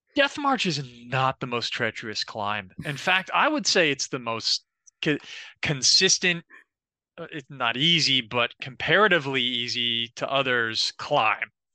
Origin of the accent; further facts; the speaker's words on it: Florida, United States; I'm also from Florida too